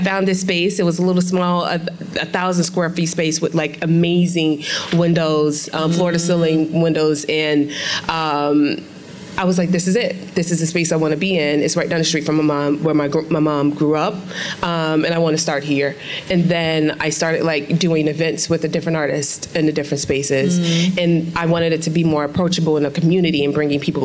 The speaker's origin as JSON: {"language": "English", "town": "Chicago", "region": "Illinois", "country": "United States", "said": "I'm from Inglewood, the south side of Chicago"}